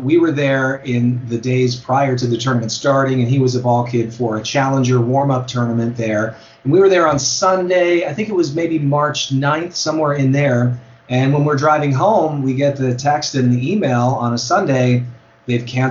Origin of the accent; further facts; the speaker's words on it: Alameda, California, United States; I grew up in Alameda, California, which is, you know, it's an island